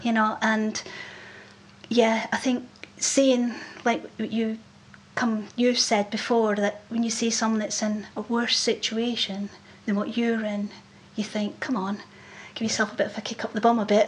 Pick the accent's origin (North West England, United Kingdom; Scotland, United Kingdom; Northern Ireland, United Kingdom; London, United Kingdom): Scotland, United Kingdom; accent: Scottish; I didn't realise how Scottish I was